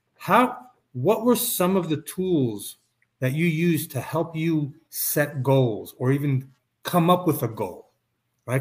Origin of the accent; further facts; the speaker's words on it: New York City, New York, United States; growing up in New York City